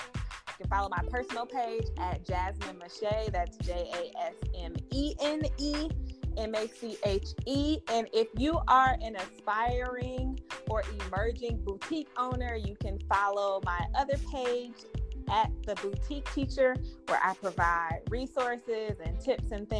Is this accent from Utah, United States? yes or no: no; Michigan, United States; I'm from Michigan